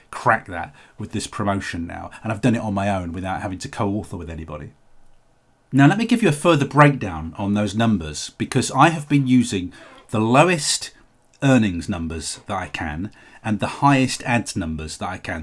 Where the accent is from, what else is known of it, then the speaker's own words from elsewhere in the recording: United Kingdom; the U K is my home country